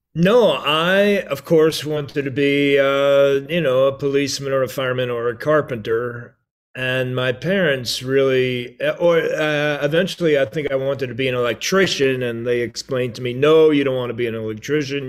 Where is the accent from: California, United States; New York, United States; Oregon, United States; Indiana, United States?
New York, United States; Merrick; also born or lived in Brooklyn; we were born in Brooklyn. We grew up, uh, on Long Island in the town of Merrick.